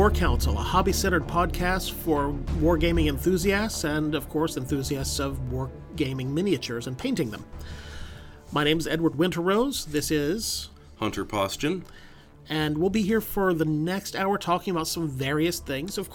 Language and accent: English; United Kingdom; being British people, I'm thinking there's they're going to bake Christmas into it in some way or other.